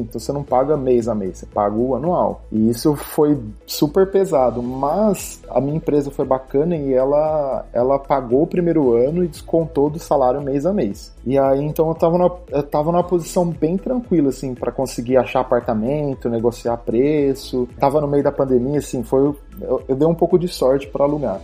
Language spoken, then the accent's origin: Portuguese; Ribeirão Preto, São Paulo, Brazil; moved away as an adult; now in United Arab Emirates; eu sou natural de Ribeirão Preto, interior, pé vermelho